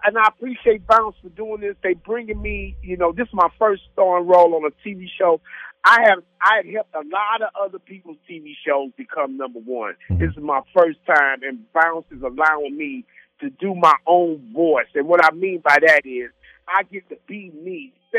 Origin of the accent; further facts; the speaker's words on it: St. Louis, Missouri, United States; I'm from St. Louis